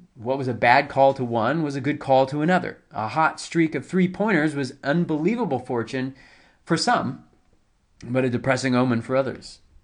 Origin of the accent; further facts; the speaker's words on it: High Point, North Carolina, United States; now in South Carolina, United States; I grew up in High Point, where, uh, which is about an hour or so from, uh, Durham and Chapel Hill